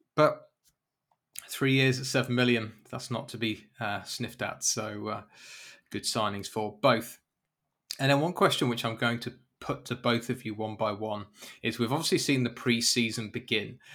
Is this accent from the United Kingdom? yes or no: yes; United Kingdom; I'm British